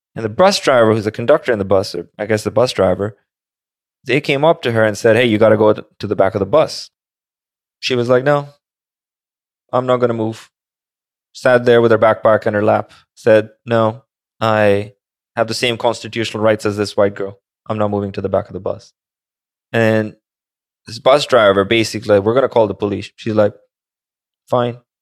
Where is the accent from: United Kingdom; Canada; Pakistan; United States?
Pakistan; moved away; I grew up in Pakistan